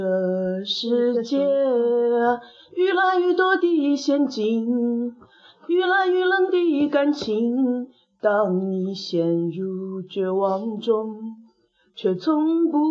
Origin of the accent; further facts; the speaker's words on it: Huzhou, Zhejiang, China; 作为土生土长的湖州人，我深感惭愧